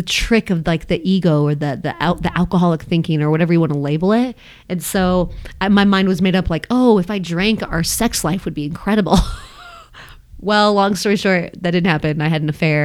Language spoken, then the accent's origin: English; Longmont, Colorado, United States; I grew up in Longmont